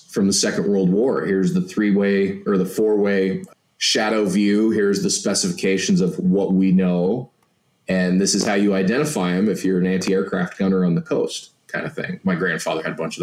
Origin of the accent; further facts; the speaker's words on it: Montana, United States; I'm from Montana